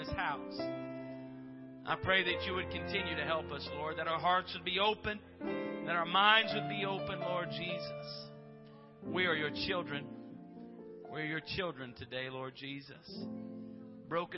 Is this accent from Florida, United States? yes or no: yes; Florida, United States; I'm from Florida. I'm an East Coast guy